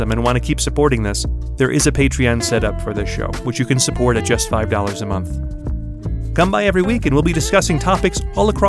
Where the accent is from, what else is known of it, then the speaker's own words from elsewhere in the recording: New York, United States; moved away; I'm originally from New York, but I've lived in three continents